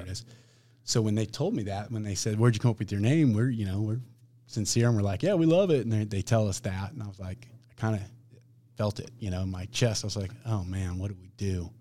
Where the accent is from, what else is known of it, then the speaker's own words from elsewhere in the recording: Olathe, Kansas, United States; I'm from Olathe. I've got a pretty good friends and family base in Olathe